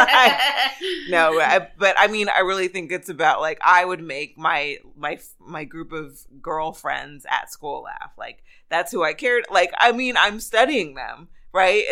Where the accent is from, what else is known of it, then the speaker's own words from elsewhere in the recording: Rialto, California, United States; I am originally from a town called Rialto. It is right next to San Bernardino.